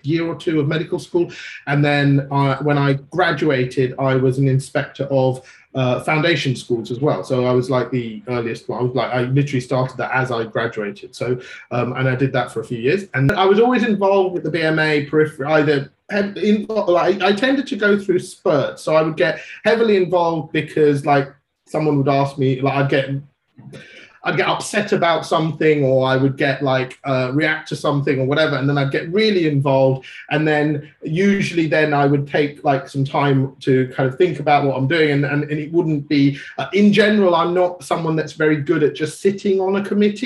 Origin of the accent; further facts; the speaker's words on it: London, United Kingdom; also born or lived in Sri Lanka / Nigeria; I grew up in Northeast London, and then I went to the local medical school